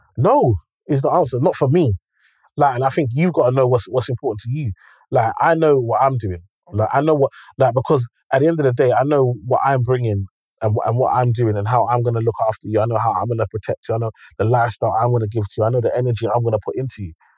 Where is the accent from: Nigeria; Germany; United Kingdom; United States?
Nigeria; I'm Nigerian